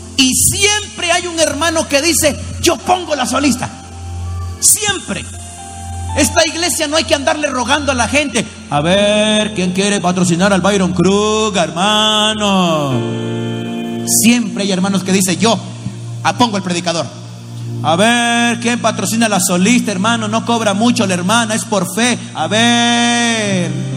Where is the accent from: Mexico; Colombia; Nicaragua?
Nicaragua; de Nicaragua